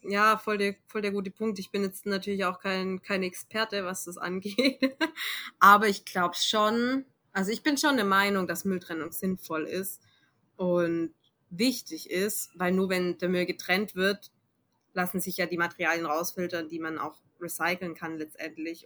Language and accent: German; Germany; bei uns in Deutschland